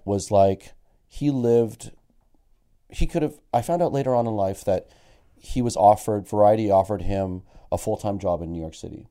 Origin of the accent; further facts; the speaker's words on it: Toronto, Ontario, Canada; also born or lived in Halifax; born and raised in Toronto, but I used to go to P E I every summer